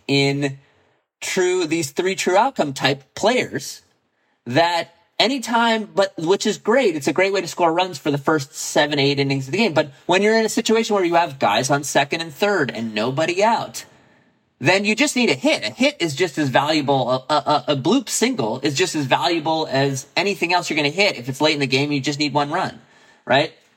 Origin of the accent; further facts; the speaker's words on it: San Diego, California, United States; I grew up in San Diego.